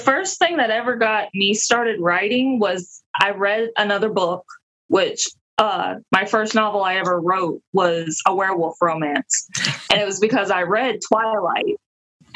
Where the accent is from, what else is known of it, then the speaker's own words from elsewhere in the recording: Alabama, United States; I grew up in Alabama